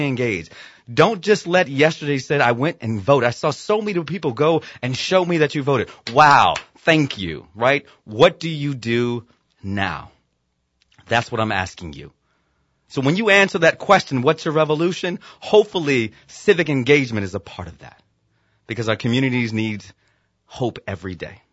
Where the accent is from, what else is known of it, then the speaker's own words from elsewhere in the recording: Virginia, United States; my home state of Virginia